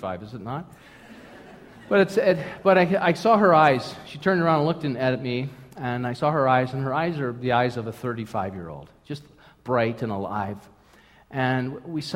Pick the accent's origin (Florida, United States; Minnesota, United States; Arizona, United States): Minnesota, United States; St. Paul; moved away; I was born in Minnesota, St. Paul, Minnesota, Twin Cities, Minneapolis, St. Paul